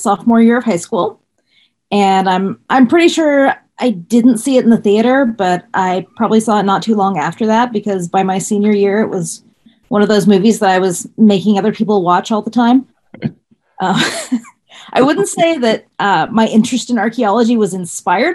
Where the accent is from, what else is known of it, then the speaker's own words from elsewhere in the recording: Seattle, Washington, United States; I'm from Seattle.